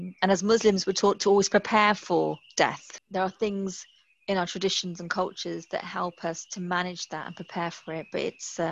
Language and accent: English; United Kingdom; being British